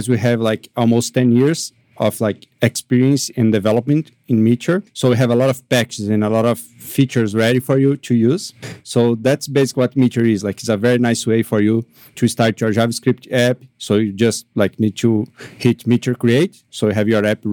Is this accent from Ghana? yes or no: no; Brazil; I am from Brazil